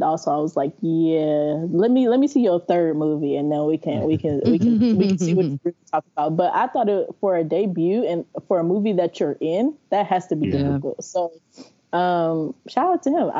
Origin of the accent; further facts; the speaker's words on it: the Bay Area, California, United States; we're both from the Bay